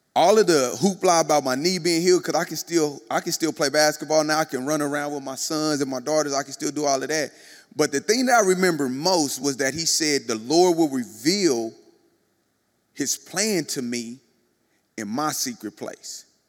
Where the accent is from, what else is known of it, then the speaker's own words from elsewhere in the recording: Kansas City, United States; moved away; I was in Kansas City, my hometown, born and bred in Kansas City